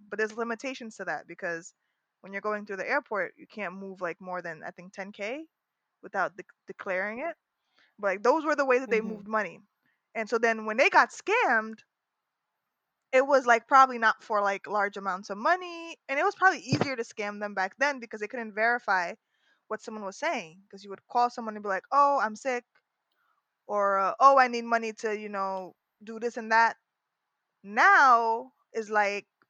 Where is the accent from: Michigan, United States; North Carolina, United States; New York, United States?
New York, United States; New York City; we were born and raised in Harlem